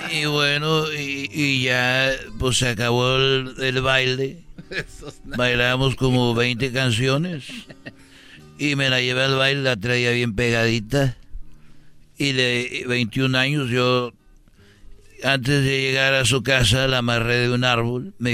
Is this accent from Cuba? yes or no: no; Tegaditlán, Jalisco, Mexico; cuando fue la fiesta de allá donde yo soy, de Tegaditlán, Jalisco. Ahí yo nací, tenía 21 años.